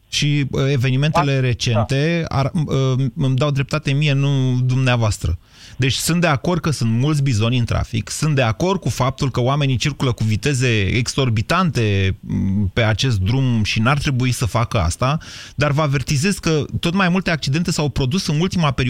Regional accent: Bistrița, Bistrița-Năsăud, Romania; accent: Transylvanian; Da, sunt din Bistrița.

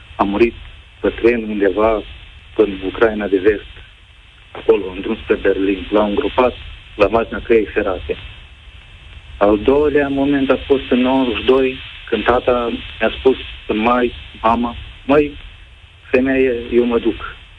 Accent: Moldova; now in Romania; eu sunt soțul din Republica Moldova

